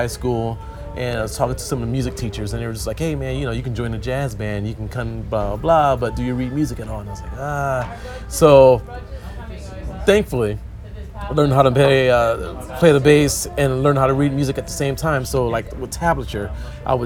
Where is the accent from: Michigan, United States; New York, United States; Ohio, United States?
Ohio, United States; Akron; born or raised there